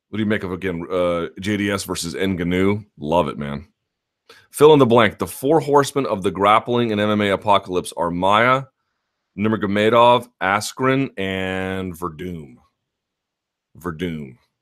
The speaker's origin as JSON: {"language": "English", "region": "South Georgia", "country": "United States", "tie": "born or raised there", "accent": "donk yokel voice", "said": "All of the donks I grew up with in South Georgia."}